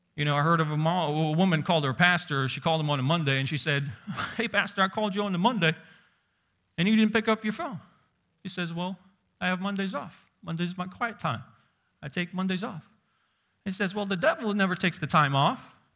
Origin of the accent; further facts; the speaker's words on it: Uzbekistan; moved away; growing up in Uzbekistan where you see sheep walking on the streets